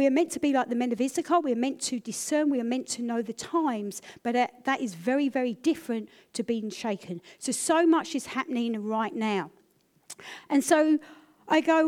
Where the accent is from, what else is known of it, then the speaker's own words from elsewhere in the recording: United Kingdom; I'm British